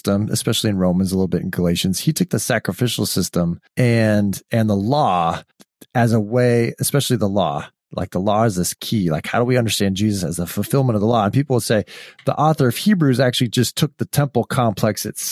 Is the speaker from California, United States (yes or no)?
yes; California, United States; I'm from California.